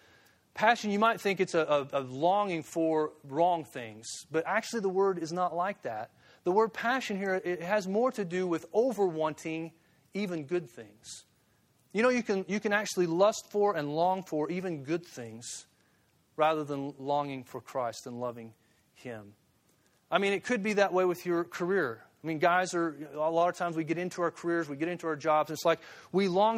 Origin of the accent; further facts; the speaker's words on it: Springfield, Missouri, United States; It's like on my grandfather's farm. I grew up in Springfield.